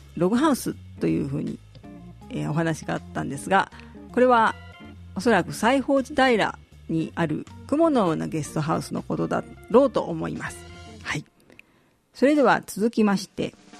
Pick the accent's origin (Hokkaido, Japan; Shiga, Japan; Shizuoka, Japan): Shizuoka, Japan; now in Maizuru, Japan; 静岡出身なんですけれども